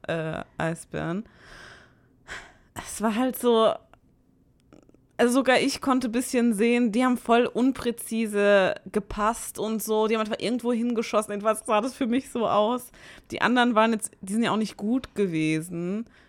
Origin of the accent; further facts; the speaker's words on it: Mannheim, Baden-Württemberg, Germany; now in Karlsruhe, Germany; ich bin gebürtige, gebürtige Monnemerin